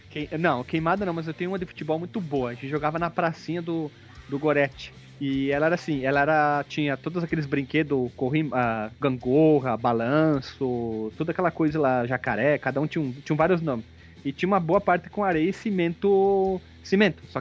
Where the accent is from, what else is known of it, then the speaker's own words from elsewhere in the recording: Barbacena, Minas Gerais, Brazil; Lá na minha cidade, em Barbacena, quando a pessoa te via, ela tinha que gritar o teu nome.